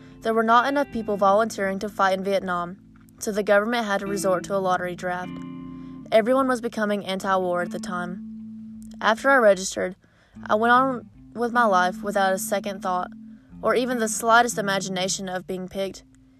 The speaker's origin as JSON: {"language": "English", "region": "North Carolina", "country": "United States", "tie": "born or raised there", "said": "This is my farm, this is my home. I grew up in Madison County, North Carolina. We lived on and ran the family farm for generations."}